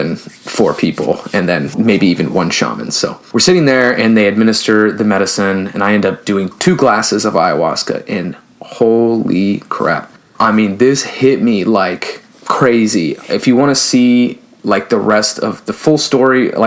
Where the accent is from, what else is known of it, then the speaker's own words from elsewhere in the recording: the Bay Area, California, United States; I'm from a big city. I'm from California. I'm from the Bay Area.